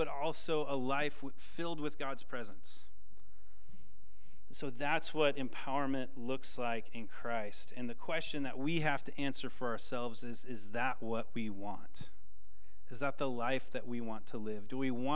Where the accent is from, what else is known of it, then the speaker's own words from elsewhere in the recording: Washington, United States; I'm from Washington